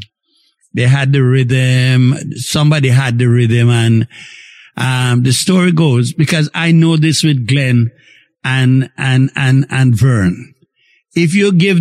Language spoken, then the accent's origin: English; May Pen, Clarendon, Jamaica; We're all from Maypen, so we refer to each other as friend